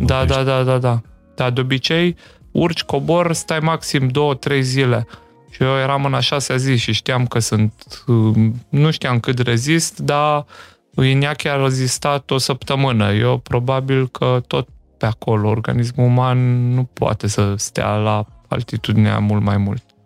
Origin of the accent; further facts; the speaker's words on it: Slatina, Olt County, Romania; moved away as an adult; now in Timișoara, Romania; nu sunt chiar bănățean, ai mei sunt din Sibiu și din Beiu și eu am copilărit în Slatina, Olt